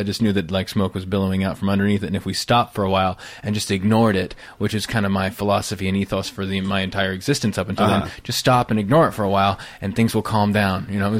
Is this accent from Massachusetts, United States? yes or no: no; California, United States; I was a Rube from Northern California. Yeah. I mean, I had one stoplight in my town.